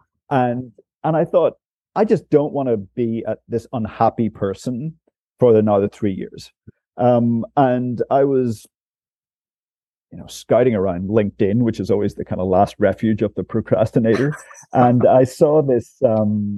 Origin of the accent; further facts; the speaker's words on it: Northern Ireland, United Kingdom; moved away as an adult; also born or lived in Timor-Leste; being from Northern Ireland myself, and being having that sort of character of having grown up in during the 80s and the 90s